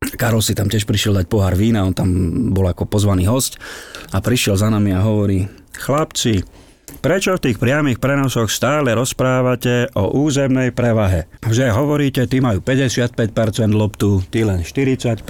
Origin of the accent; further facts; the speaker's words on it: eastern Slovakia, Slovakia; also born or lived in Záhorská Bystrica, Bratislava; now in Bratislava, Slovakia; u nás na východe